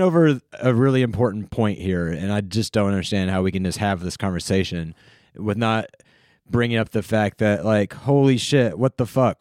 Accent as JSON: {"language": "English", "region": "North Carolina", "country": "United States", "tie": "born or raised there", "said": "where I grew up in North Carolina"}